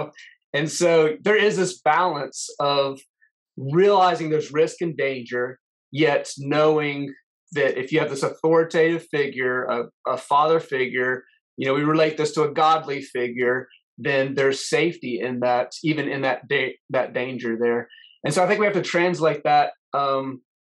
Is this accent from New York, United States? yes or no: no; Florida, United States; I was born and grew up in Florida